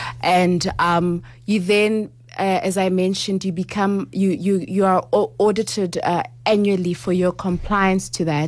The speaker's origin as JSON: {"language": "English", "country": "Lesotho", "said": "I don't want to buy a house in Rustenburg when I'm actually from Lesotho."}